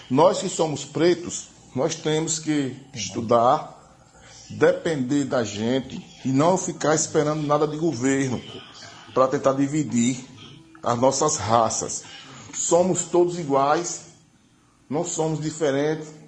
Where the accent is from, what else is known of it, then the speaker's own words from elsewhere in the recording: Aracaju, Sergipe, Brazil; eu sou do Bugio, nasci no, fui criado no Bugio minha adolescência com todos os meus amigos de infância, pretos, índios, brancos, todos.